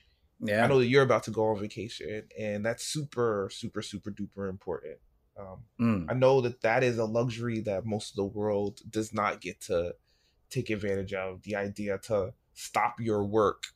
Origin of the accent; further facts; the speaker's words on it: New York, United States; I went to Chicago and I'm from New York